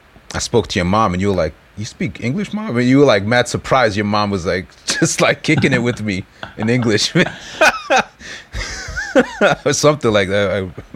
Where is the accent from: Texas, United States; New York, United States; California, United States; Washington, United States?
New York, United States; moved away as an adult; now in Japan; we're both from New York